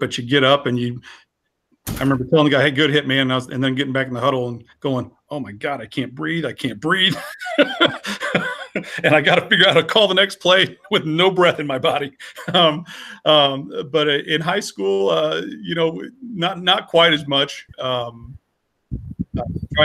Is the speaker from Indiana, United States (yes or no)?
yes; Franklin, Indiana, United States; born or raised there